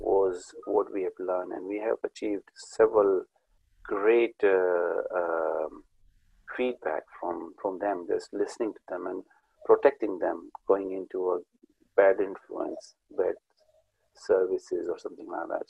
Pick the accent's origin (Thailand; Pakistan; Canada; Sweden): Pakistan; moved away as an adult; I came from Pakistan